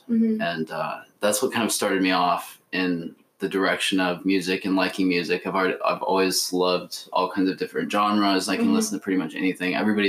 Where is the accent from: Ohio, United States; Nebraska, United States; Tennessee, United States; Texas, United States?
Nebraska, United States; Omaha; now in New York City, United States; I grew up in Omaha, Nebraska